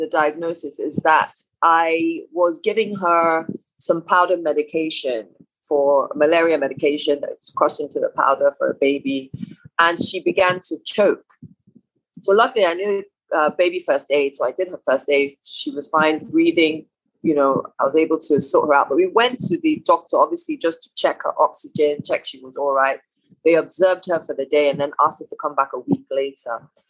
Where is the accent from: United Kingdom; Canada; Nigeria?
United Kingdom; And then when we passed through England, because I'm also British, and passed through there just to get her paperwork done and everything.